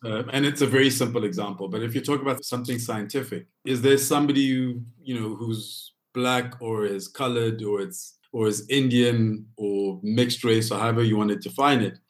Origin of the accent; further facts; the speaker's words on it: Lesotho; moved away as an adult; now in Johannesburg, South Africa; Lesotho is the country that raised me